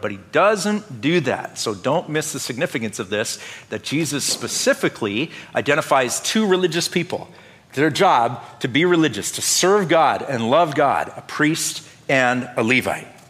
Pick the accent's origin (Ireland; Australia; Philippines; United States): United States; North Dakota; Growing up in Lutheran church in North Dakota